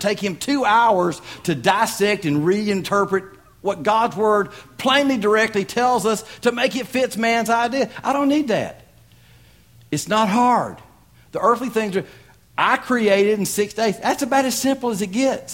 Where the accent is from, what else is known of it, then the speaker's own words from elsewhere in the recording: Tennessee, United States; I'm from Tennessee.